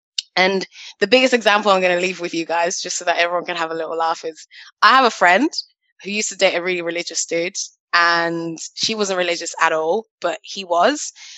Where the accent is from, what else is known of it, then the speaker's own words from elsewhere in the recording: Nigeria; I'm Nigerian. Both my parents went to church. They took me to church every Sunday.